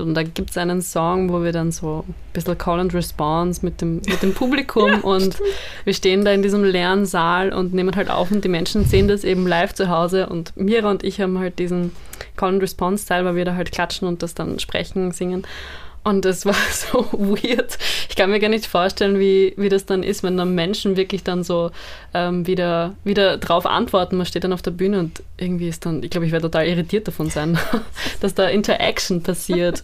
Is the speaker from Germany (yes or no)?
no; Austria; ich bin halt so in Österreich aufgewachsen, in Österreich sozialisiert worden